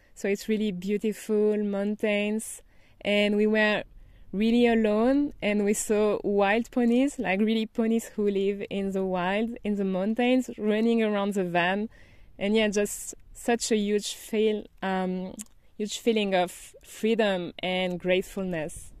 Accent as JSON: {"language": "English", "region": "Brittany", "country": "France", "tie": "born or raised there", "also_born_or_lived": "Paris, France / Madrid, Spain", "second_language": "English", "moved": "as an adult", "said": "I'm from France, as you might notice. And I grew up in a small town by the Atlantic Ocean in Brittany, Bretagne, in French"}